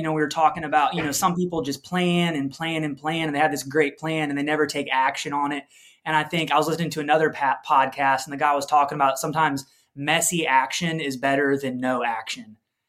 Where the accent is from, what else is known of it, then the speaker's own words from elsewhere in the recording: just outside Chicago, Illinois, United States; I grew up just outside Chicago.